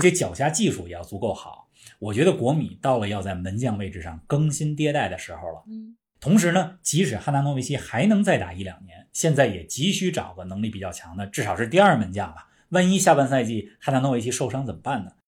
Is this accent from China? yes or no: yes; Beijing, China; now in United States; 我的是家乡北京